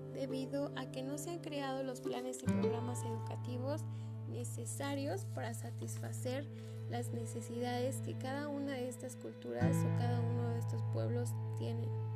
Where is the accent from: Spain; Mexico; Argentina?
Mexico; como mexicanos